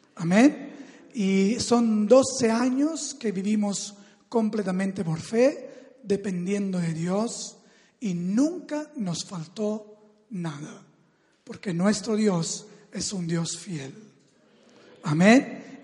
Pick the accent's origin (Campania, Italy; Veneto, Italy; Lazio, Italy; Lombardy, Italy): Campania, Italy; Salerno; Spanish is a second language; moved away; yo vengo de la ciudad de Salerno, que es cerca de Nápoles, en el sur del país, de Italia, y allí donde me crié, donde nací